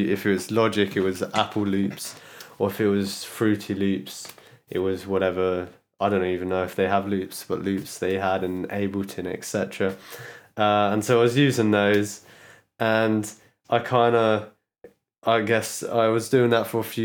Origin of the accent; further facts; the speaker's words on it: London, United Kingdom; I was born in London.